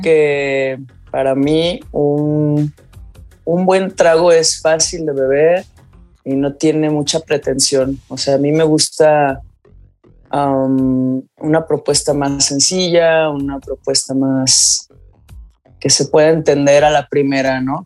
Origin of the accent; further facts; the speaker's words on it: Guadalajara, Jalisco, Mexico; moved away; amo vivir aquí, yo soy de Guadalajara, pero tengo varios años por acá